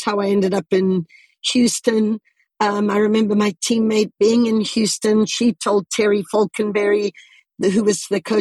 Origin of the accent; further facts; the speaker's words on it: Zimbabwe; moved away; also born or lived in United States; I was born and raised in Southern Africa.